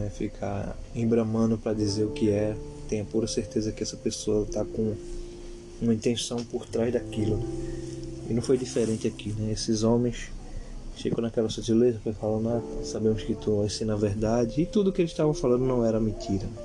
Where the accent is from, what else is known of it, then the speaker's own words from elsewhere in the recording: Brazil; Nós somos aqui do Brasil, somos cidadão brasileiro